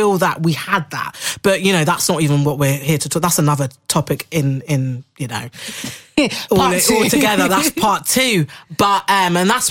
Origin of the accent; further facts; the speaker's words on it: Harrow, London, United Kingdom; also born or lived in Belgium; my upbringing in the London community. You know, we grew up in Harrow